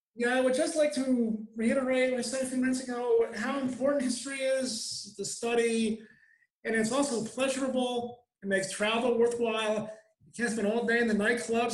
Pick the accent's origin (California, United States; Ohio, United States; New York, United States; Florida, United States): New York, United States; Albany; I grew up in Albany, which is a very old city, Albany, New York